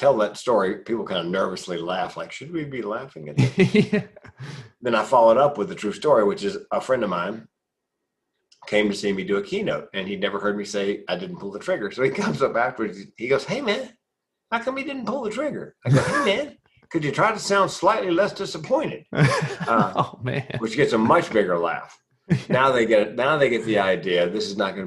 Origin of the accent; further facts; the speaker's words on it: Raleigh, North Carolina, United States; Went back to Raleigh, my hometown, North Carolina